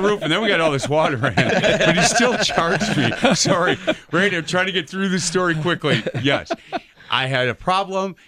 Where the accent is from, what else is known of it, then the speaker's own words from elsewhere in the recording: Milwaukee, Wisconsin, United States; I grew up on East Side of Milwaukee